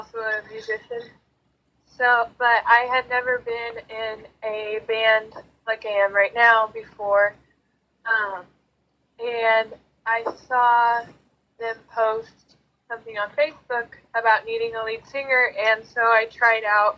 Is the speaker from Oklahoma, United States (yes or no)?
no; St. Elmo, Illinois, United States; I am from St. Elmo